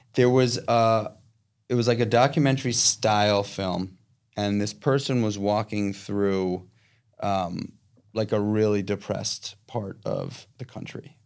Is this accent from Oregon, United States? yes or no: no; New York City, New York, United States; I, I am born and raised in New York City. I'm yeah. from this town